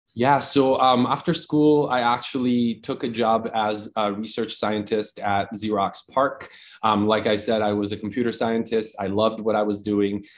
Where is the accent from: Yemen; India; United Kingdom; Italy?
Italy; moved away as an adult; also born or lived in Austin, Texas; now in United States; I grew up in Italy, very traditional education, formal education in Italy all the way through a couple of years of undergrad.